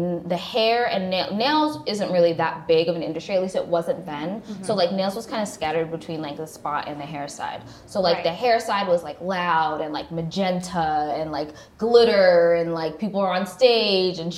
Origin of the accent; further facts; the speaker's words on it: New York, United States; moved away as an adult; now in Los Angeles, United States; I went to school in New York. I grew up in New York.